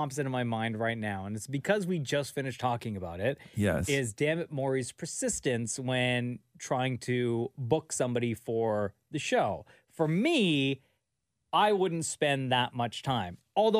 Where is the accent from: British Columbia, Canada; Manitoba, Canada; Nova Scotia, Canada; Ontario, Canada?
Ontario, Canada; Toronto; born or raised there